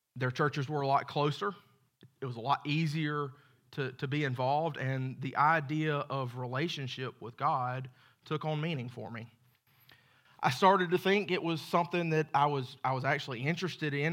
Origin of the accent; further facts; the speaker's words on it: Macon, Georgia, United States; I was born in Macon, Georgia, to a great set of parents